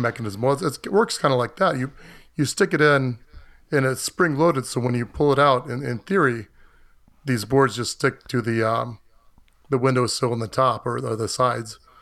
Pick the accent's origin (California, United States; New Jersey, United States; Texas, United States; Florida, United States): Florida, United States; moved away as an adult; I grew up in Florida, but I've lived elsewhere most of my adult life